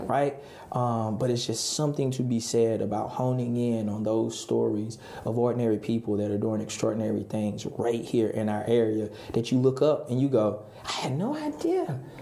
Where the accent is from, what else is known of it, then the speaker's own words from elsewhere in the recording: Halifax County, North Carolina, United States; also born or lived in South Florida; now in Raleigh, United States; I grew up in Halifax County